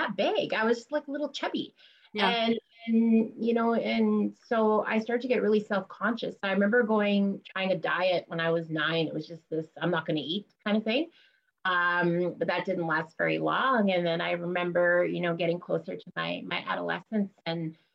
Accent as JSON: {"language": "English", "town": "Moose Factory", "region": "Ontario", "country": "Canada", "said": "I'm from Moose Factory. It's an island"}